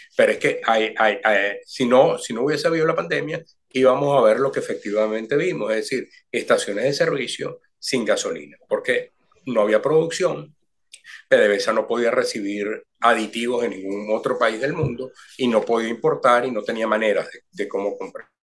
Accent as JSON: {"language": "Spanish", "country": "Venezuela"}